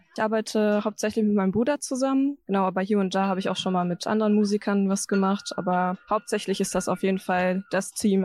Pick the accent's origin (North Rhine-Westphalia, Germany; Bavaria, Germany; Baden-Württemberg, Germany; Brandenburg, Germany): North Rhine-Westphalia, Germany; Paderborn district; moved away as an adult; now in Bielefeld, Germany; ich komme eigentlich aus dem Kreis Paderborn. Also da wurde ich geboren und bin auf dem Dorf groß geworden in der Nähe von Paderborn